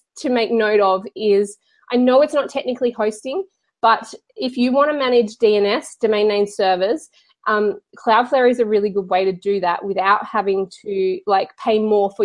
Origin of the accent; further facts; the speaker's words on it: Australia; I'm Australian, and so we make our A's really long